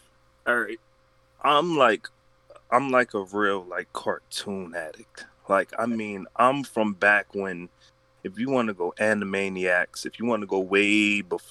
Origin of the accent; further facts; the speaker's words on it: Philadelphia, Pennsylvania, United States; moved away as an adult; now in Sacramento, United States; I was born in Philadelphia, PA